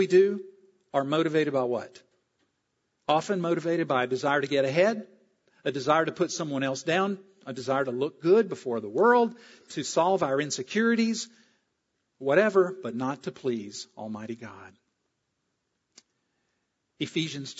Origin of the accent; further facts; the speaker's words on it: the South, United States; I'm from the South.